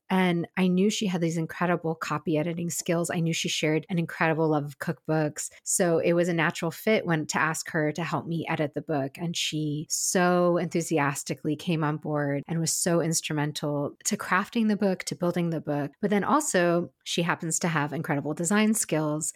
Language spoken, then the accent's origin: English; Pacific Northwest, United States; moved away as an adult; also born or lived in California; growing up in the Pacific Northwest, living in California, and then also moving back to the Pacific Northwest